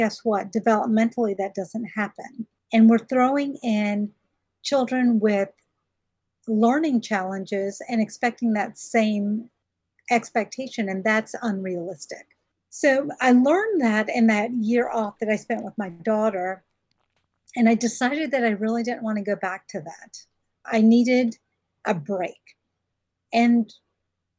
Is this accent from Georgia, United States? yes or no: yes; rural Georgia, United States; also born or lived in Alabama; I was born in Alabama and raised in rural Georgia